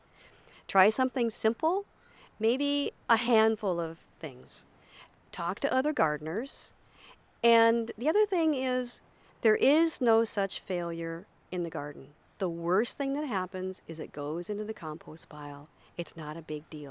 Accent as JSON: {"language": "English", "town": "Tacoma", "region": "Washington", "country": "United States", "tie": "born or raised there", "moved": "yes", "lives_now": "Kodiak, United States", "said": "when I was growing up in Washington State"}